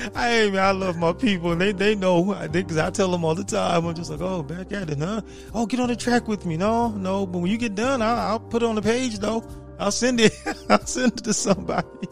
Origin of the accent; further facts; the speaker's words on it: San Diego, California, United States; born and raised in San Diego